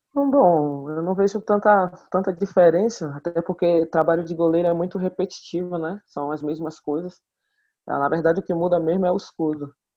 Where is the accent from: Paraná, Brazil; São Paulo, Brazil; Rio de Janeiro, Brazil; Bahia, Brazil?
Bahia, Brazil; Itaparica; also born or lived in Salvador; Eu fugi para Itaparica, para onde na minha, a minha terra natal